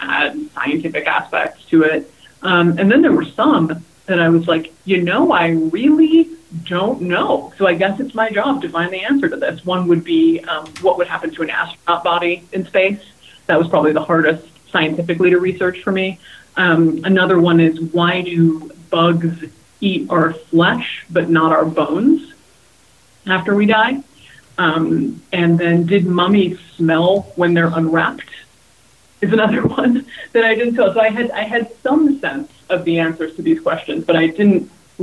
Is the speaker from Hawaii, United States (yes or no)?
yes; Hawaii, United States; now in California, United States; I grew up in Hawaii, and I've spent my whole career in California.